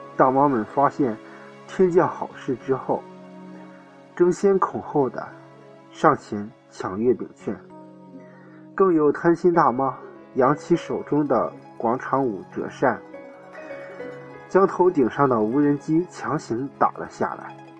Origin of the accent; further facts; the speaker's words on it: China; 我们中国人